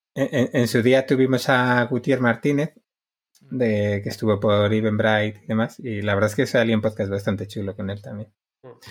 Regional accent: Basque Country, Spain; soy vasco

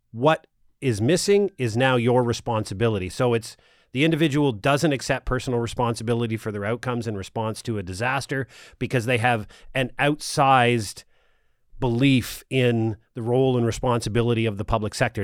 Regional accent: Nova Scotia, Canada; now in Ottawa, Canada; I grew up here in Nova Scotia

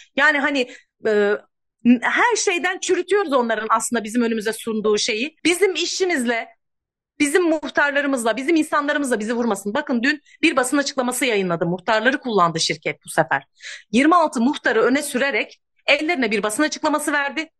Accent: İkizköy, Muğla, Turkey; 40 yıldır burada kömürün gölgesinde yaşayan ikiz köylüler olarak

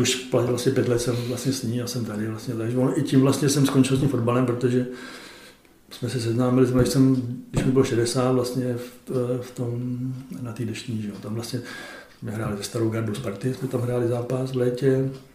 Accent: Czechia; My tři Češi

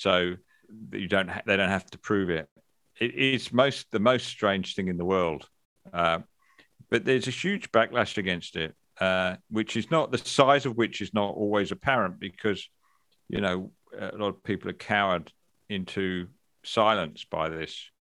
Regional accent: England, United Kingdom; now in Australia; I grew up in England

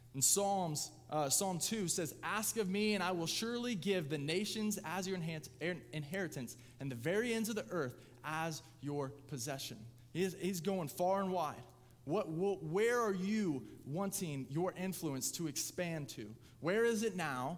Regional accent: Lapel, Indiana, United States; I grew up in LaPel. I'm closer to Pendleton.

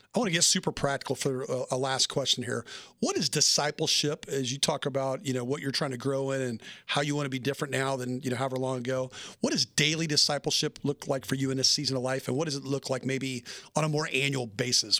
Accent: Nashville, Tennessee, United States; moved away; I'm from Na-, Nashville, Tennessee originally

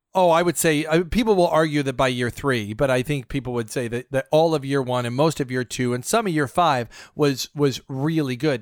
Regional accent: United States; I'm American

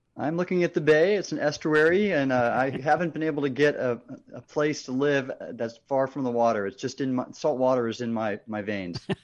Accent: Southern California, United States; I grew up in Southern California

